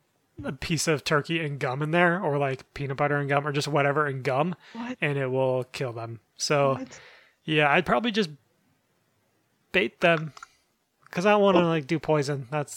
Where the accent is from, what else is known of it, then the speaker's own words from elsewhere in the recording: Pine Island, Minnesota, United States; now in Wisconsin, United States; I'm literally from the town Pine Island. That's my hometown.